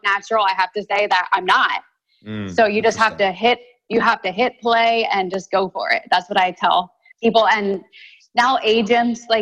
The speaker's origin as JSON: {"language": "English", "region": "Delaware", "country": "United States", "moved": "yes", "said": "where I'm from Delaware, just over the line."}